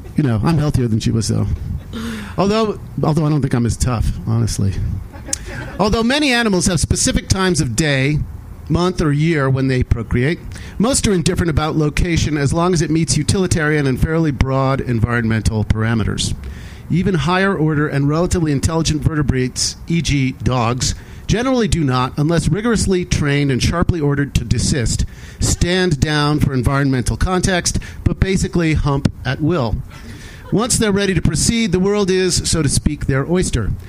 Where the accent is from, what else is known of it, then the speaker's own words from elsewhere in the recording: Western Massachusetts, United States; I grew up in Western Massachusetts